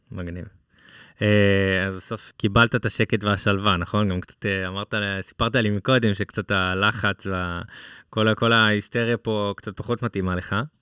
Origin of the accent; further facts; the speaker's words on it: Israel; בתור ישראלים